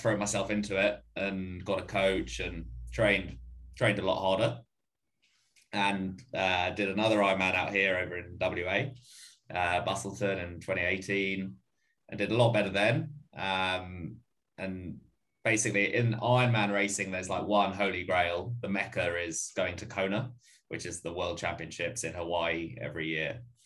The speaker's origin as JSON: {"language": "English", "area": "Essex", "region": "East of England", "country": "United Kingdom", "tie": "born or raised there", "also_born_or_lived": "London", "moved": "as an adult", "lives_now": "Sydney, Australia", "said": "Essex boy, born and bred, and then moved over here about 4.5 years ago"}